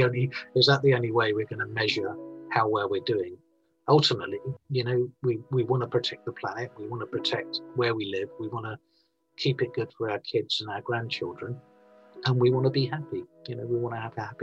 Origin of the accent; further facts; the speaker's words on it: Scotland, United Kingdom; I'm from Scotland in the UK